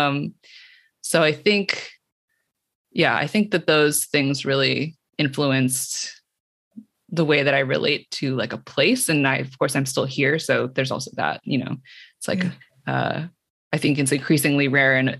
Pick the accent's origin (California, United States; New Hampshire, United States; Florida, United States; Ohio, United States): California, United States; Cupertino; I was on the border of Cupertino and San Jose, which is not super far from San Francisco, but very different. It's the suburbs